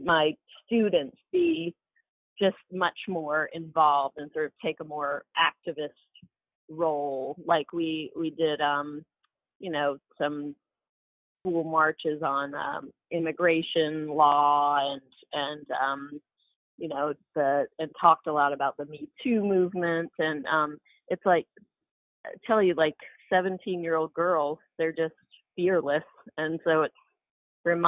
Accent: Albany, Georgia, United States; now in New York, United States; we were all born in New York, but my dad's in textiles. And so he got offered a job in Albany, Georgia, which is called Albany, Georgia, home of …. We moved there in 1980, and so we grew up in the South

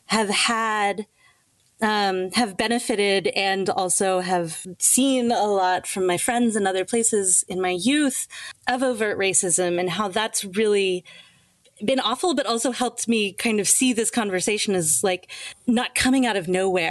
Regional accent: Atlanta, Georgia, United States; I grew up in Atlanta, Georgia. So I grew up in the American South.

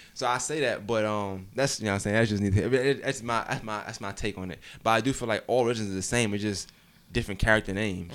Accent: New York, United States; moved away; I'm from New York originally

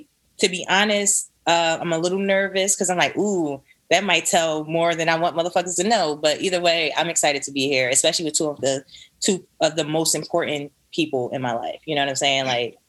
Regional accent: Philadelphia, Pennsylvania, United States; I'm from Philly, like Savoy said. You know

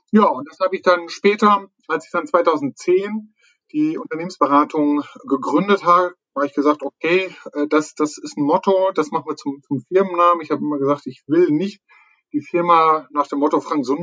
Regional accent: North Rhine-Westphalia, Germany; Also meistens fängt man ja so, so, so also wirklich bin ich Münsterländer, kein Hund, sondern Mensch

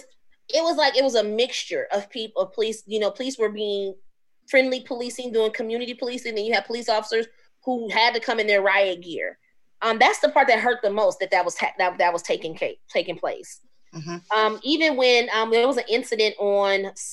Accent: Omaha, Nebraska, United States; I've been in Omaha since I was 2 years old, so I've been here 38 years

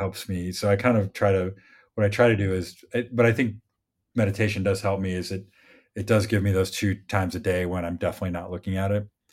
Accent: Midwest, United States; moved away; I grew up in the Midwest

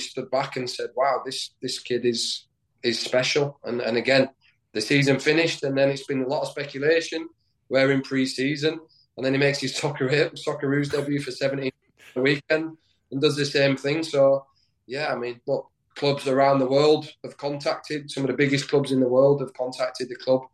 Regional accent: Leeds, Yorkshire and the Humber, United Kingdom; moved away; also born or lived in Sheffield; I grew up in Leeds I, as a kid, you know, following Leeds United

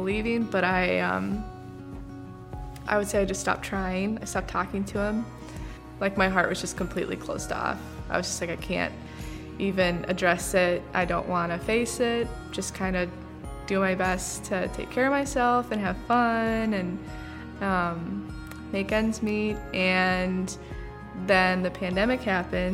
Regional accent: Rochester, United States; I grew up in Rochester

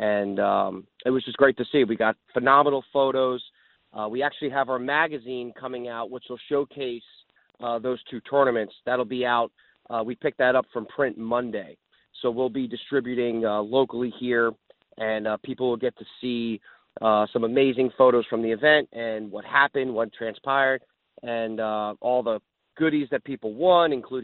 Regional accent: New Jersey, United States; now in South Florida, United States; growing up in New Jersey, I fished a lot of tournaments with my father and our family in boats. And even when I moved to South Florida

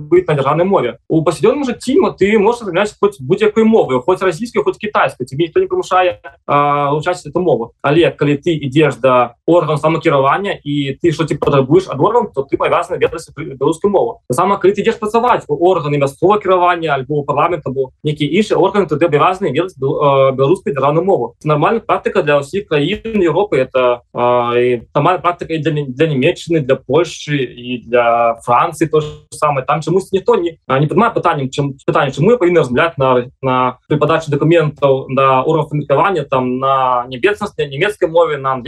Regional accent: Belarus; moved away; где мяне за то что я размаляю на своей национальной белорусской мове не будут бить дубинками

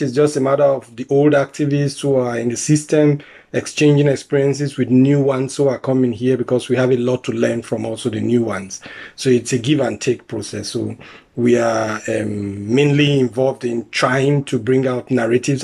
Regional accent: Nigeria; moved away as an adult; now in Germany; I'm originally from Nigeria. I came in here as an asylum seeker also. I've been here for 15 years now.

